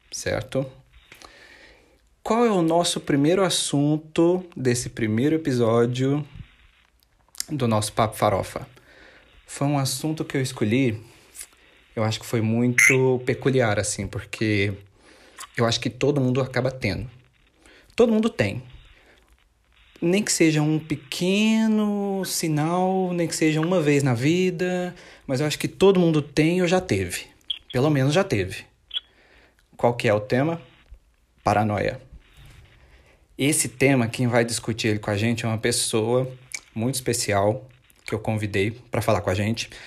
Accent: Monte Carmelo, Minas Gerais, Brazil; eu sou natural de Minas, Minas Gerais, assim como a Renata também. Nós somos naturais da cidade de Monte Carmelo

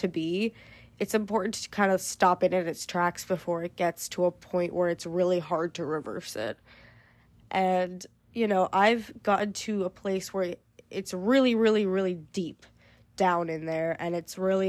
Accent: United States; I feel like I can't speak for other countries, obviously. I'm only American.

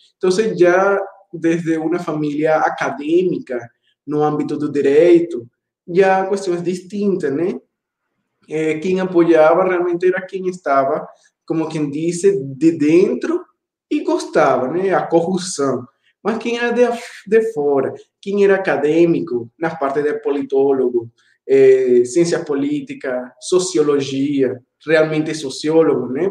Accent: Caracas, Capital District, Venezuela; Portuguese is a second language; moved away as an adult; also born or lived in Ecuador; now in Campina Grande, Brazil; eu nasci na capital, Caracas

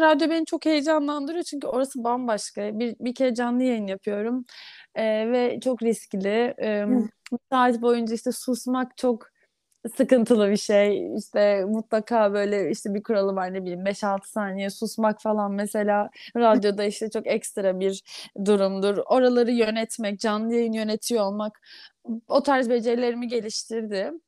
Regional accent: Istanbul, Turkey; Doğma büyüme İstanbulluyum

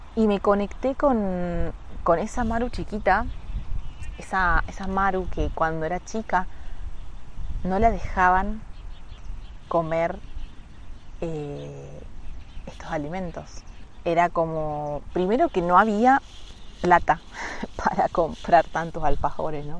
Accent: Florencio Varela, Buenos Aires Province, Argentina; de primero a sexto yo fui a un colegio que se llama eh, San Juan Bautista, que es como uno de los colegios más conocidos y más caros de eh, Florencio Varela, de donde soy yo.

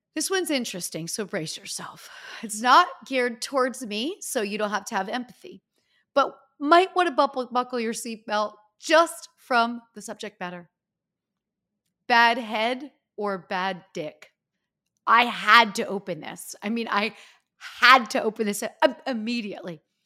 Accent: Northeast, United States; we are from the Northeast

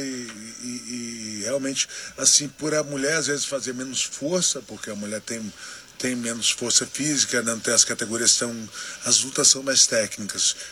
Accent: Brazil; eu sendo brasileiro

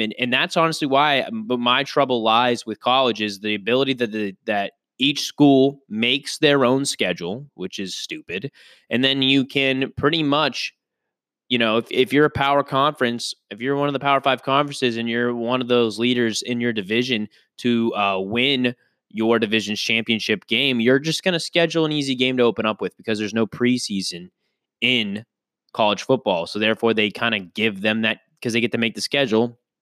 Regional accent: Northeast, United States; I come from the Northeast

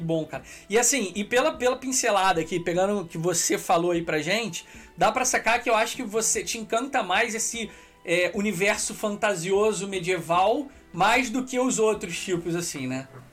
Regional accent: Petrópolis, Rio de Janeiro, Brazil; Eu fui criado em Petrópolis

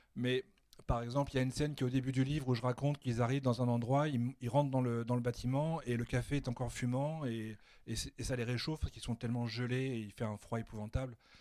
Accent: Annecy, Auvergne-Rhône-Alpes, France; moved away as an adult; now in Paris, France; moi qui habite maintenant à Paris, je suis originaire d'Annecy, mais ça fait longtemps que j'habite

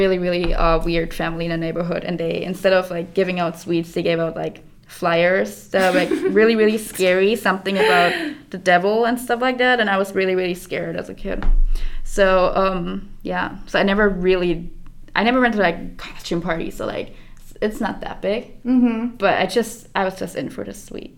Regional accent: Germany; moved away; I grew up in Germany

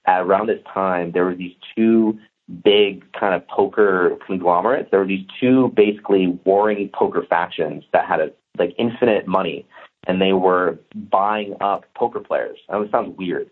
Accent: Santa Cruz, California, United States; moved away as an adult; also born or lived in Las Vegas; I flew back to Santa Cruz, called on my buddies that still live in my hometown

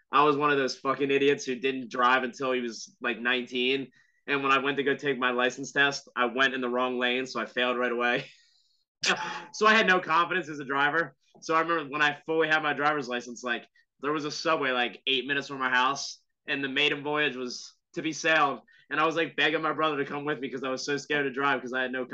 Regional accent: New Jersey, United States; moved away as an adult; also born or lived in Southwest Florida; now in Florida, United States; I'm originally from New Jersey. Now I'm living in Southwest Florida. I've been here about 5 years now.

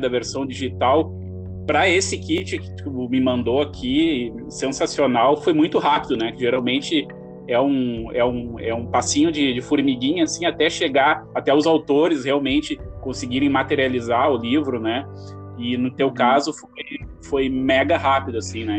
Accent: Gramado, Rio Grande do Sul, Brazil; quando eu era criança eu morei em Gramado, aqui no Rio Grande do uhum. Sul

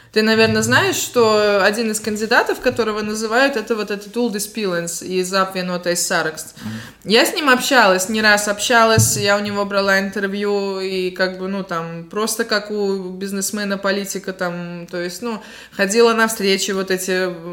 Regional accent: Latgale, Latvia; я приехала из Латгали

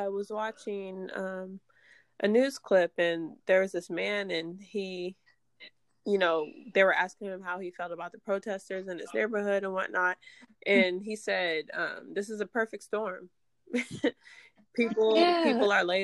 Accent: Dayton, Ohio, United States; I'm born and raised in Dayton, Ohio

